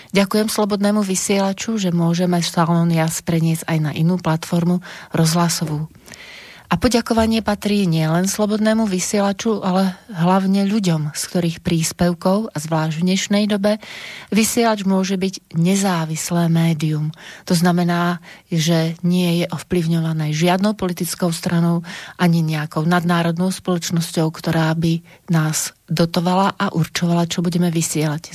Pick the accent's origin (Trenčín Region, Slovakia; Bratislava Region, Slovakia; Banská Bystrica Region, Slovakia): Banská Bystrica Region, Slovakia; Banská Bystrica; moved away as an adult; also born or lived in Prague, Czech Republic / Cheb, Czech Republic; sa narodila v Banskej Bystrici v roku 1963 a moja maminka objavila moje nadanie, takže ma zapísala do, základnú umelec, do základnej umeleckej školy, vtedy sa to volalo Ľudová škola umenia v Banskej Bystrici